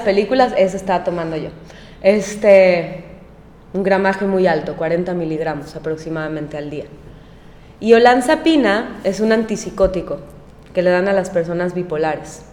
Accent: Mexico; moved away as an adult; also born or lived in Mérida, Yucatán / New York; yo nunca había vivido fuera de México más de tres meses

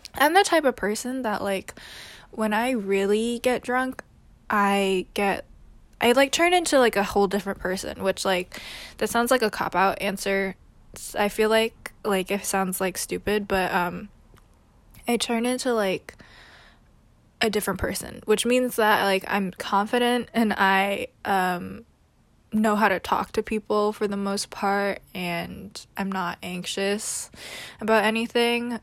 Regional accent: New York City, New York, United States; also born or lived in California; I was born and raised in New York City

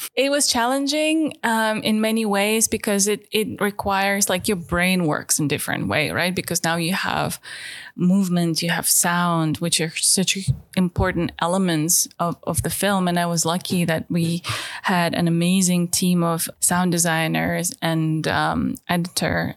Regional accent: Tiksi, Sakha Republic, Russia; English is a second language; now in London, United Kingdom; I am from Siberia originally. Now I live in London.

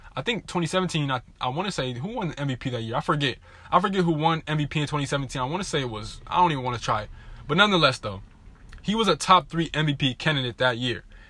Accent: Southern California, United States; I'm from SoCal

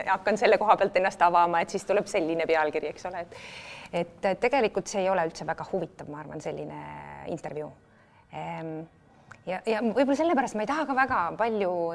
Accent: Väike-Maarja, Lääne-Viru County, Estonia; also born or lived in Haapsalu / Tamsalu; nad kolisid ja äh, Tammsalusse ja sealt edasi Väike-Maarjasse, kust on siis äh, kõige suurem osa minu mälestusi mm -hmm. ja mhm. ja minu selline lapsepõlve mängumaa ja Väike-Maarja gümnaasiumi ma olen lõpetanud

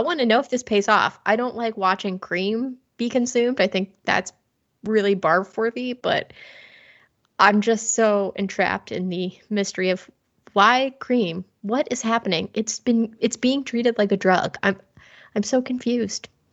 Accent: Cincinnati, Ohio, United States

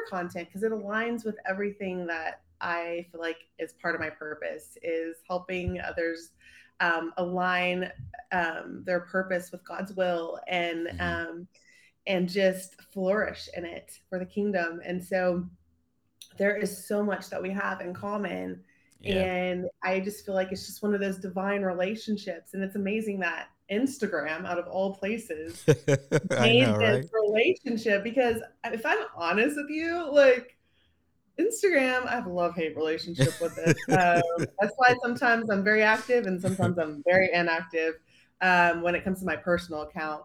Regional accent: Abilene, Texas, United States; moved away as an adult; also born or lived in Dallas, Texas; I grew up in Abilene, Texas

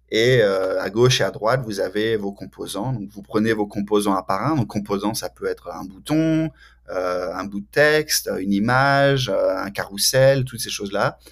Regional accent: France; moved away as an adult; also born or lived in Canada; now in Cambridge, United States; je suis de France originellement. J'ai déménagé au, Canada pour un moment, après aux États-Unis, et maintenant, depuis euh, mars 2019, euh, je suis à Cambridge, dans le Massachusetts

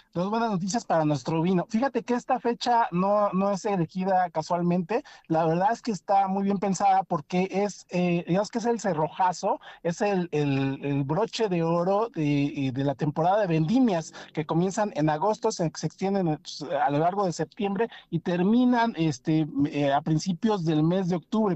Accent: Mexico

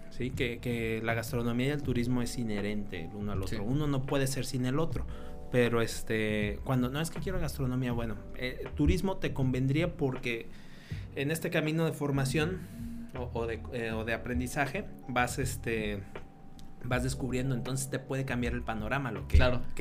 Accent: Querétaro, Mexico; moved away; 2006 y yo recuerdo que era estaba en ese Querétaro en transición a lo que es ahorita, a lo que fue antes. Mi niñez fue en una ciudad tranquila

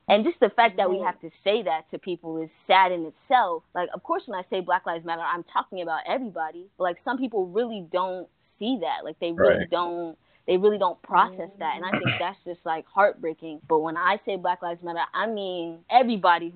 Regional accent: Connecticut, United States; now in Florida, United States; I'm from Connecticut

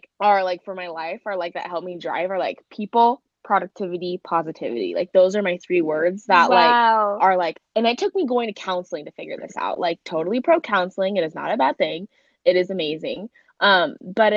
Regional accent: Mesa, Arizona, United States; I am from Mesa, Arizona.

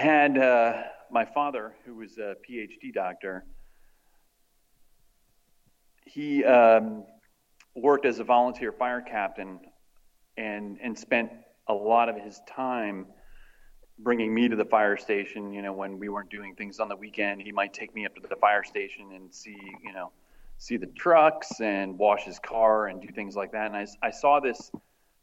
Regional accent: Maryland, United States; I grew up in Maryland, in a suburb of DC, in a fairly well-to-do area.

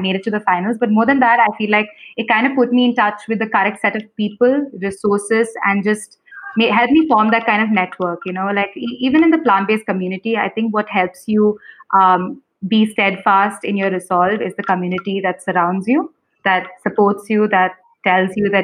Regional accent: Kerala, India; I'm also from Kerala

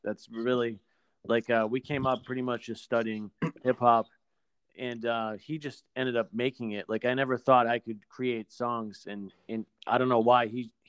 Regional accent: Exeter, New Hampshire, United States; We're actually both from Exeter, New Hampshire. He moved there from Massachusetts, but like I could walk to his house in 5 minutes.

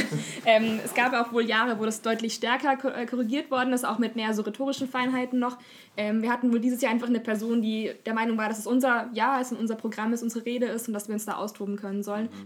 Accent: Upper Bavaria, Germany; da, wo ich herkomme, ist jetzt nicht Niederbayerisch, Niederbayern, im Oberbayern ist es ungefähr so

